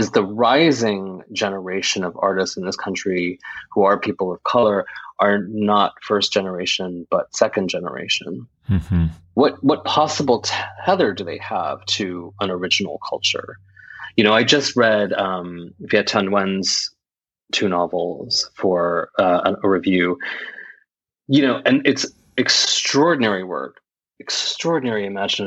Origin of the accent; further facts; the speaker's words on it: United States; my parents came to this country in 1972, and I'm one of four children. We were all born in this country.